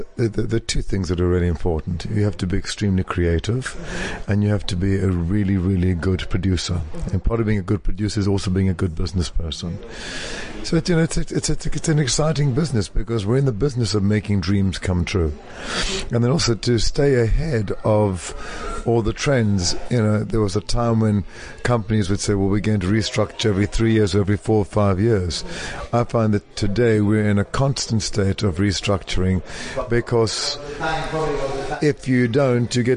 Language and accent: English; South Africa; moved away as an adult; now in New York, United States; I left South Africa with $400, one very well cut suit